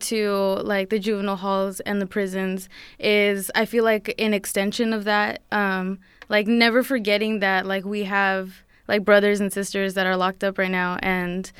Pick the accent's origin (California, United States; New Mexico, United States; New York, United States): California, United States; San Jose; also born or lived in Santa Cruz, California; I'm from San Jose, and that's where I'm living right now.